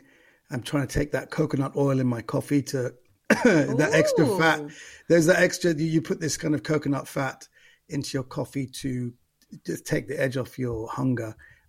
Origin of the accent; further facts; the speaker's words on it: London, United Kingdom; West London, yeah, exactly.